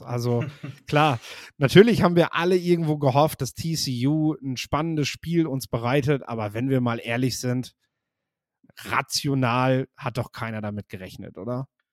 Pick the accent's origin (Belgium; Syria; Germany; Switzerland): Germany; the North, Northern Germany; bei uns im Norden